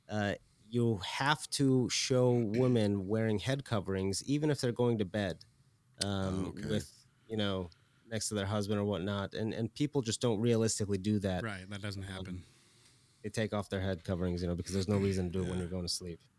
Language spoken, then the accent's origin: English; Iran; I grew up in Iran for a bit post revolution era, and this was in the beginning of the revolution when a lot of the freedoms were being taken away